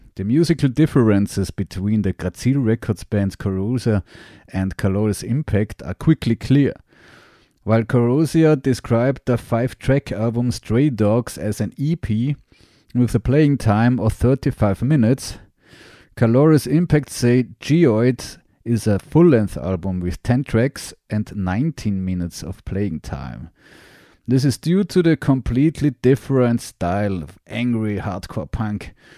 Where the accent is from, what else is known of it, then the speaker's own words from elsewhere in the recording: Graz, Styria, Austria; I'm a musician from Graz, Austria